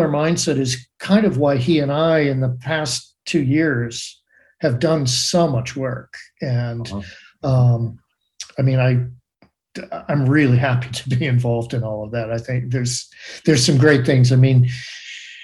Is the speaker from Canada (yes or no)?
no; Boston, Massachusetts, United States; now in Portland, United States; I'm from Boston originally, right? And spent so much time there